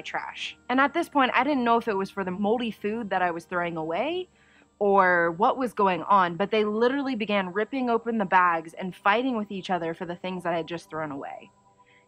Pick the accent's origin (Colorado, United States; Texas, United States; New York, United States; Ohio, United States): Ohio, United States; Dayton; I was born and raised in Dayton, Ohio.